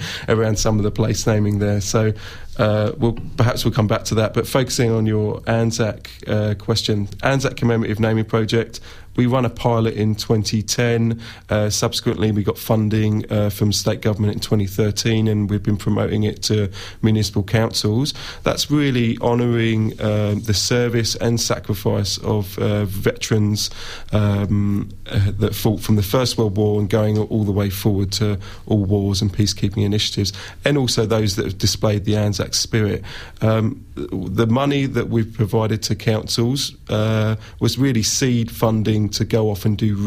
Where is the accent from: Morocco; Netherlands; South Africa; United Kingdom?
United Kingdom; England; now in Victoria, Australia; me being an Englishman